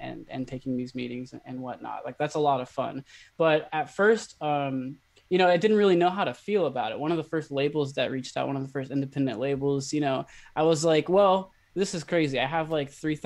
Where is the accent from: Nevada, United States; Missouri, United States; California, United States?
California, United States; Ukiah; moved away as an adult; now in Los Angeles, United States; I started teaching music back in my hometown about 5 years ago